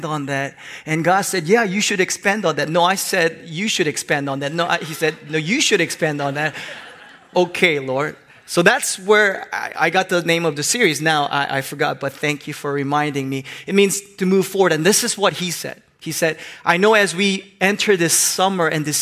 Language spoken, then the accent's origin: English; Hong Kong; moved away; I grew up in Hong Kong